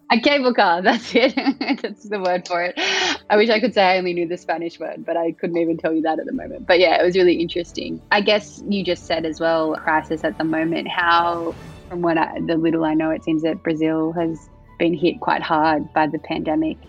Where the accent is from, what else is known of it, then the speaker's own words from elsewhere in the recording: Australia; in Australia, people are very much like I'm Australian, but we also have a very multicultural